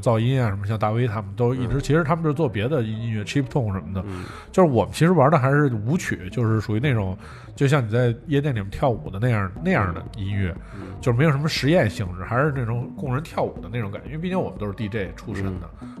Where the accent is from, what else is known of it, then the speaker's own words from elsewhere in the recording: Beijing, China; 都是海淀区人